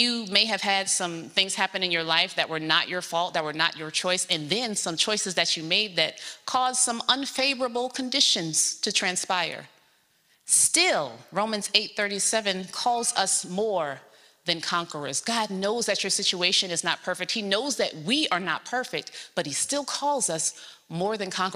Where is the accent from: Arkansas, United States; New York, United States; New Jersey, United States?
New York, United States; New York City; I was born in South Jamaica, Queens, New York, in a neighborhood flooded with drugs and violence